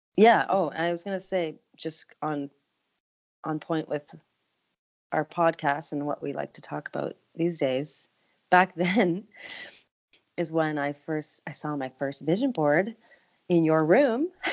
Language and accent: English; Canada; moved away as an adult; now in Nashville, United States; being a Canadian living in the US